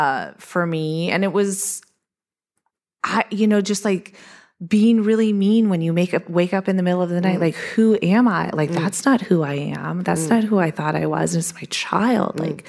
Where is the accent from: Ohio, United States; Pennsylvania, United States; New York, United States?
Ohio, United States; Eastern; I grew up in the Appalachian foothills of Eastern Ohio, where I lived in the woods.